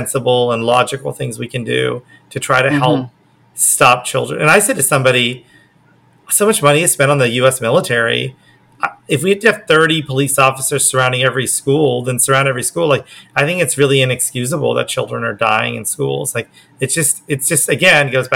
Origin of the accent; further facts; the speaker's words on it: Oklahoma, United States; now in Los Angeles, United States; I grew up in Oklahoma